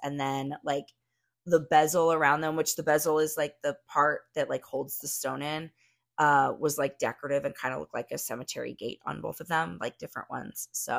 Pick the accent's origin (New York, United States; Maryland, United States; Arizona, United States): Arizona, United States; I grew up out here in Arizona. I love the desert.